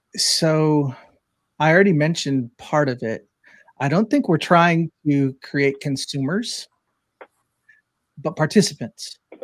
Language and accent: English; Spring Lake Park, Minnesota, United States; growing up in Spring Lake Park, Minnesota